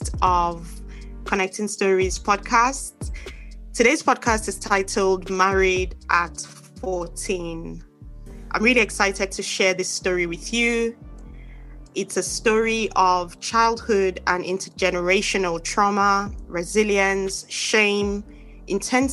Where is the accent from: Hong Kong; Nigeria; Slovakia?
Nigeria; eastern Nigeria; we're from the same place